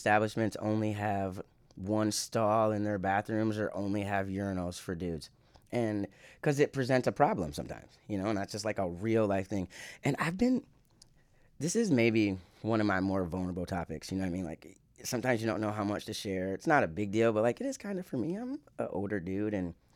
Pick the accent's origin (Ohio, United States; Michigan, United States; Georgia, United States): Michigan, United States; also born or lived in California / Iowa; I'm from Michigan